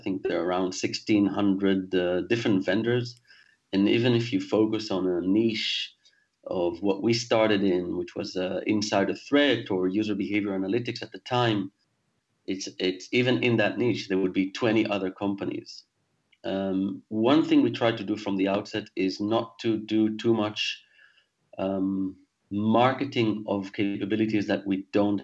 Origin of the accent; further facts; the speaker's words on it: Israel; moved away as an adult; also born or lived in Singapore / France; now in London, United Kingdom; I was born in Israel, actually, and spent most of my adult life there, but then left when I was 28 years old